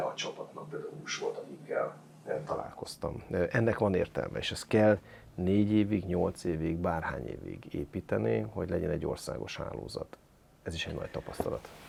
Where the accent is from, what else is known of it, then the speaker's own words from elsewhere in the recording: Hajdú-Bihar, Hungary; moved away; én is vidéki gyerek vagyok, én Jó. bihari gyerek vagyok, Jó. ízig-vérig vidéki vagyok